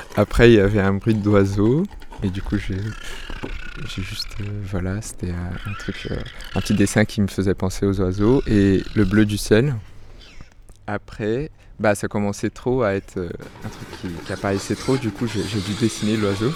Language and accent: French; Brazil; moved away; moi je suis brésilien